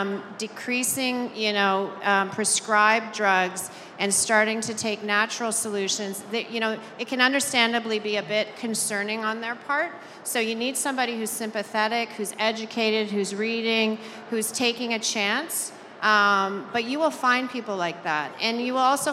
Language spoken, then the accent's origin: English; Canada; I'm Canadian